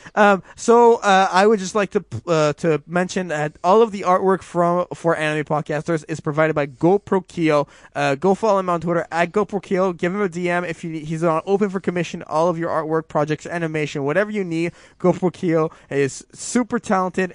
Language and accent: English; Canada; I'm so Canadian